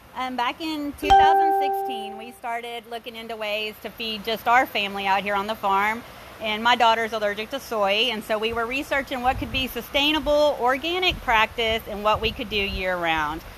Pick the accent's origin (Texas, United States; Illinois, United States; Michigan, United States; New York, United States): Texas, United States; Dallas; We're from Dallas.